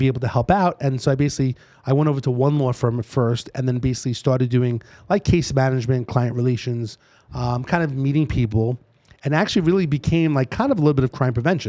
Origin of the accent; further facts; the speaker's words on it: New York City, New York, United States; accent: East Coast; moved away as an adult; now in Las Vegas, United States; born and raised in New York City